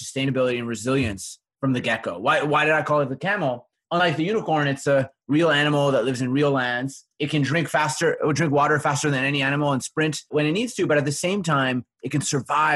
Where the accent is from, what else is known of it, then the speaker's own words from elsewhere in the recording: Winnipeg, Manitoba, Canada; I'm from Winnipeg in the middle of Canada